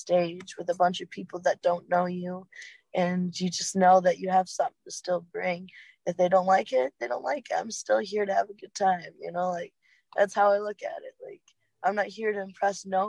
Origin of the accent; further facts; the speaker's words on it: Muskegon area, Michigan, United States; Rothbury is for Electric Forest? It's okay, literally right outside my hometown